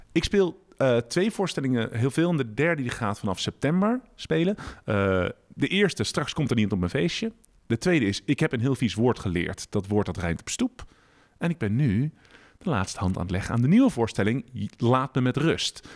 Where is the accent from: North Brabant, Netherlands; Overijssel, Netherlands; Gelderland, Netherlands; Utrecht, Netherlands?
Utrecht, Netherlands; Ik kom uit Utrecht, maar ik woon met mijn vrouw Esther en dochter Floor